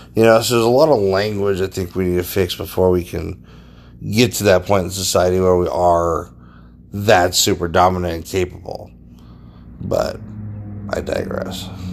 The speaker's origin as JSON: {"language": "English", "country": "United States", "said": "the American people"}